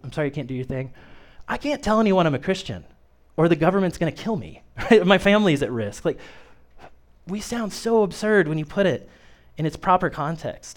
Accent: Kokomo, Indiana, United States; moved away as an adult; now in Peru, United States; I was born and raised in Kokomo, and it's not that far away, but trust me, it's not Peru.

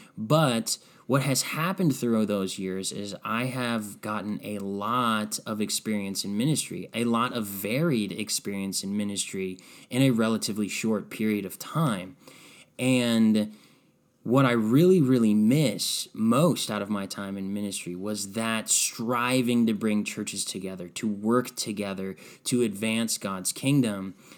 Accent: Strongsville, Ohio, United States; moved away as an adult; also born or lived in Red Bank, New Jersey; move back to my hometown of Strongsville

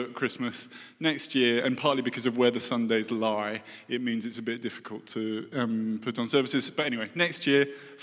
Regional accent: United Kingdom; moved away

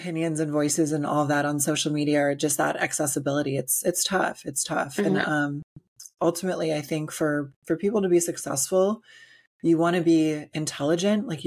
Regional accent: Illinois, United States; I grew up in Illinois back in the late 90s

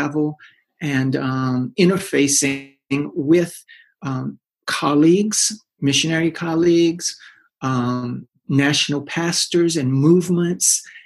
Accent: South Louisiana, United States; moved away as an adult; now in Belgium; We're originally from South Louisiana

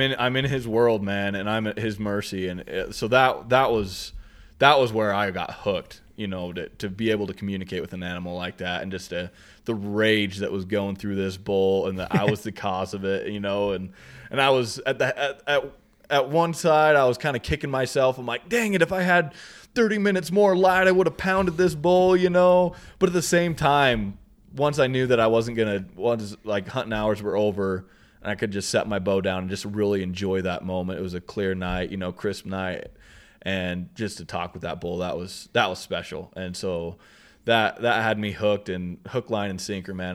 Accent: Southeast Idaho, United States; we're from Southeast Idaho

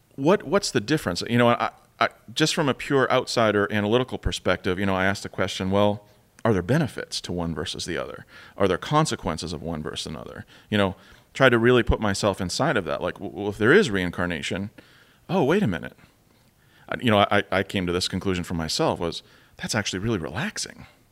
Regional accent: United States; sitting there as an American again

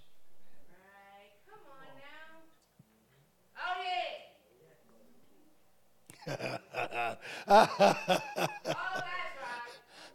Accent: Ohio, United States; I come from Ohio where they have grain silos

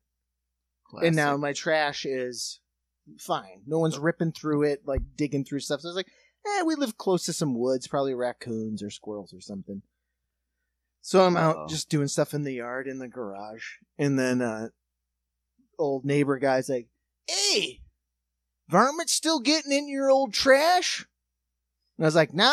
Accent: South Dakota, United States; also born or lived in New York; now in Ohio, United States; we're from South Dakota, so we live in a house

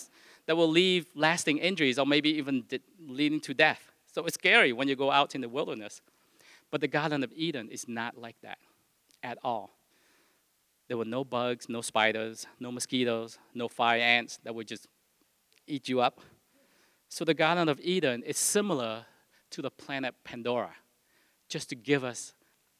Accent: Vietnam; moved away; I was born in Vietnam.

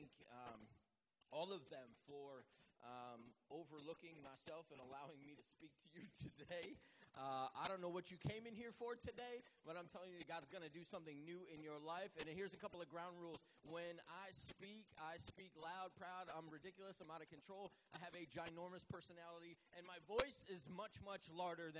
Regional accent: Manchester, New Hampshire, United States; moved away as an adult; also born or lived in Southern United States; I grew up in Manchester, New Hampshire, but I live down south.

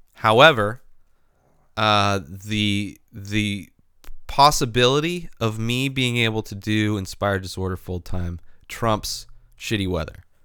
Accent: San Diego, California, United States; I am a pussy from San Diego, grown up in California.

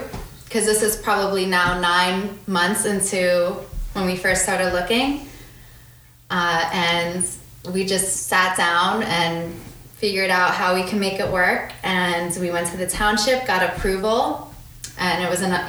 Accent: Farmingdale, New Jersey, United States; I'm from around here. I grew up in Farmingdale.

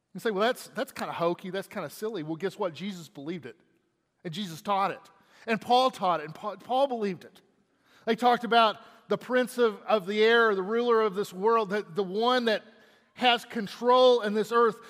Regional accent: Texas, United States; I'm from Texas

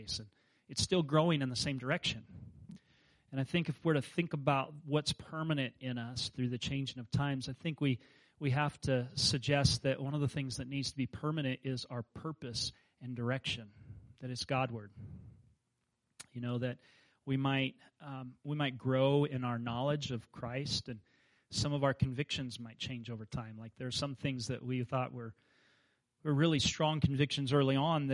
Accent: Kansas, United States; moved away; I grew up in Kansas where there were no mountains

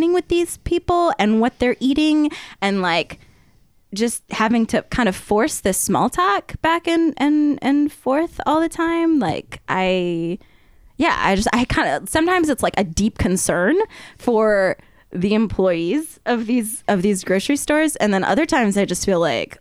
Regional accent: Arizona, United States; moved away as an adult; now in Oregon, United States; I'm from Arizona.

